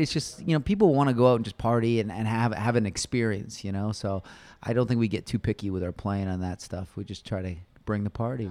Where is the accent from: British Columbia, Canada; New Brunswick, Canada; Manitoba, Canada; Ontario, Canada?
Ontario, Canada; Toronto; moved away as an adult; now in Austin, United States; we grew up in Toronto